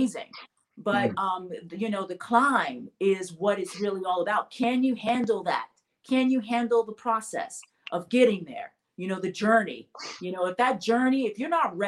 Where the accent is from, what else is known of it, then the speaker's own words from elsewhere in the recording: Memphis, Tennessee, United States; I grew up in Memphis, Tennessee